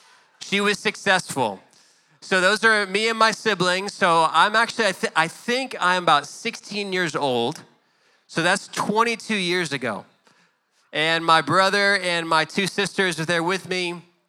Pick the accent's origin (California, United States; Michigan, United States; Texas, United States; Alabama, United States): Texas, United States; Garland; I grew up in Garland, Texas.